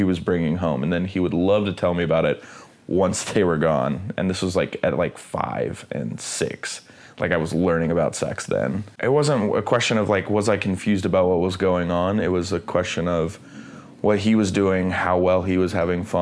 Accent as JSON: {"language": "English", "region": "Midwest", "country": "United States", "tie": "born or raised there", "said": "growing up in the Midwest"}